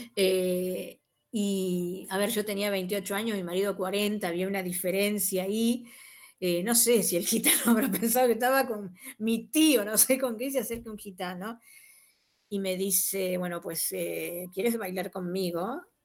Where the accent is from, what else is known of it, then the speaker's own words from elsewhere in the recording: Argentina; nuestra consideración como argentino